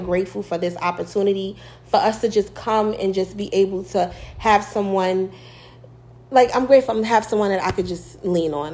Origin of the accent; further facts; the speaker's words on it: New York, United States; moved away as an adult; now in Virginia, United States; I'm from New York. Y'all probably can tell in my well, in an accent y'all believe I have